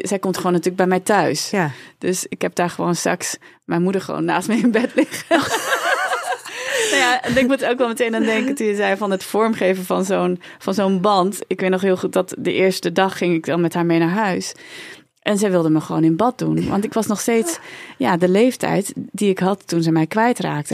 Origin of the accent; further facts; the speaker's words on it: Hendrik-Ido-Ambacht, South Holland, Netherlands; also born or lived in South Korea; waar kom je vandaan? Dan zeg ik nou uit Hendrikje de Ambacht. Is de tweede vraag waar kom je echt vandaan? Uit Zuid-Korea.